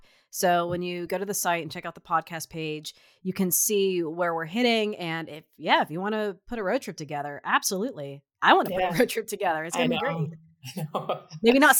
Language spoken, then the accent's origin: English; Midwest, United States; Like, I know that I am from the Midwest.